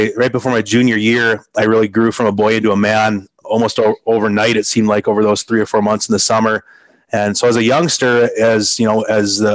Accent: Green Bay, Wisconsin, United States; I grew up playing in the Green Bay area for the Green Bay Bobcats

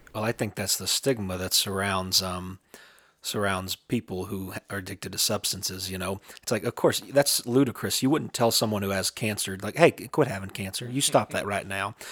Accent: southeastern Kentucky, United States; in my hometown, in my home area in southeastern Kentucky near the Appalachian Mountains

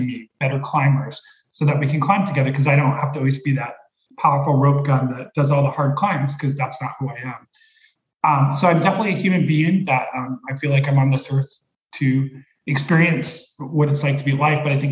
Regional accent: Los Angeles, California, United States; moved away as an adult; now in Oregon, United States; I grew up in LA near Hollywood

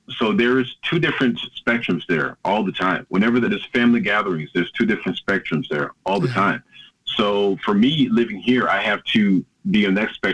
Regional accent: Jacksonville, Florida, United States; moved away as an adult; also born or lived in New York / Tallahassee, Florida; now in Norway; my father was a police officer as well in Jacksonville, Florida. That's my hometown city.

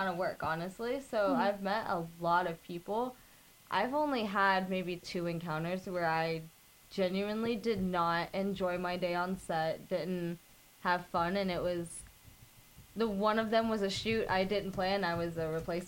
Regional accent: Tampa, Florida, United States; I'm from Tampa

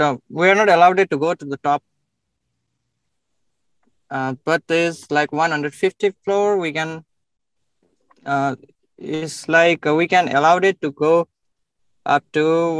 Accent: Bharatpur, Bagmati, Nepal; moved away as an adult; now in Dubai, United Arab Emirates; I was born in Nepal, yeah.

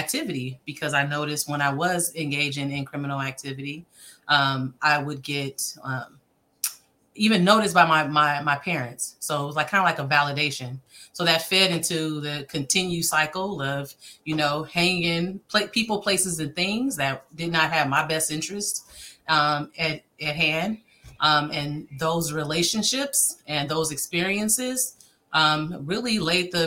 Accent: Oakland, California, United States; I was born and raised in Oakland, middle school, high school, throughout over in the East Bay

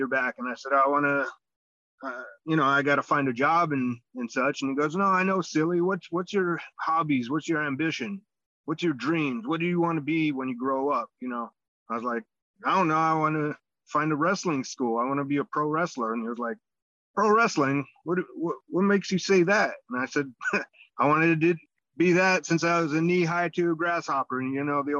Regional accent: Los Angeles, California, United States; also born or lived in Israel; I was born here in the United States, California, Los Angeles area. It kind of, you sink into little suburbs, and I was in North Hollywood

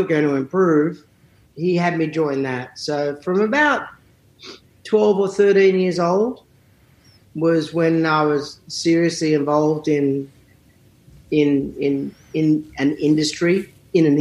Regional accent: Sydney, New South Wales, Australia; moved away as an adult; also born or lived in St Leonards, Sydney; now in Nashville, United States; I grew up in a suburban area called Northbridge, which was about 15 minutes from the centre of Sydney, maybe 20.

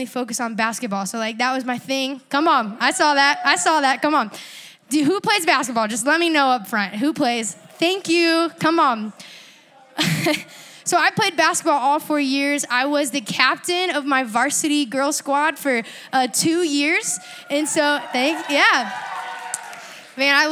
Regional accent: Panama City Beach, Florida, United States; also born or lived in La Mesa, California; now in Georgia, United States; I grew up and I was raised in Panama City Beach, Florida

